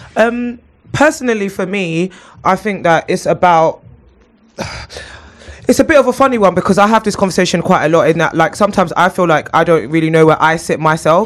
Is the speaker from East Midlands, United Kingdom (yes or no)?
no; London, United Kingdom; I grew up in Clapham and Brixton